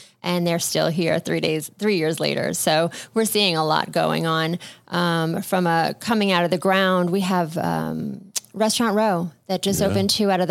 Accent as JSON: {"language": "English", "region": "New York", "country": "United States", "moved": "yes", "lives_now": "Boca Raton, United States", "said": "as a New Yorker"}